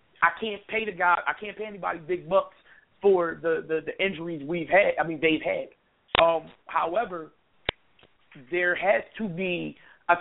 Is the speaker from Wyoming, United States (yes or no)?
no; Philadelphia, Pennsylvania, United States; I'm from Philadelphia